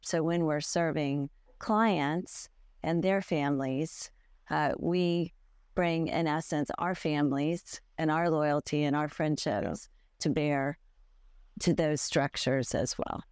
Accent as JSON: {"language": "English", "country": "United States", "said": "as an American lawyer"}